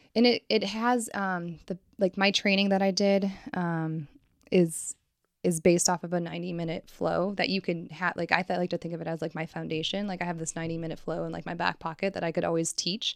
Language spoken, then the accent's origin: English; Richfield, Ohio, United States; also born or lived in Cincinnati, Ohio; I am originally from, like, Cleveland, Akron area.